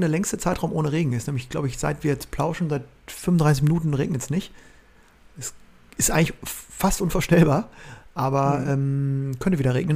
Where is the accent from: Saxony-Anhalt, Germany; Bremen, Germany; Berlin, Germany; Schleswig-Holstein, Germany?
Bremen, Germany; als Bremer